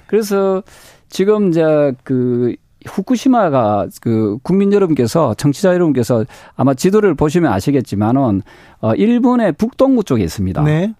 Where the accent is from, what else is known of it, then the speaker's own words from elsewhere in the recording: Busan, South Korea; 부산 출신인데도